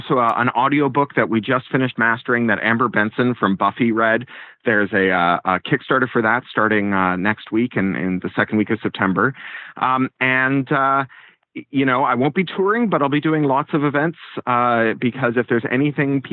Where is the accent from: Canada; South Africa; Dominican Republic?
Canada; also born or lived in United Kingdom; now in California, United States; I am an expat twice over. I was a Canadian and then a Briton, and now I'm a Californian